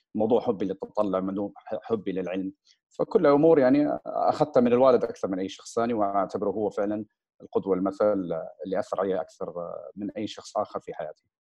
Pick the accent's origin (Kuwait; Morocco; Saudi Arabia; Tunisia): Saudi Arabia; Riyadh, Riyadh Province; also born or lived in United States; نشات بشكل عام في الرياض في المملكه العربيه السعوديه الاهل رجعوا كان عمري حوالي اربع سنين آه، درست في مدارس الرياض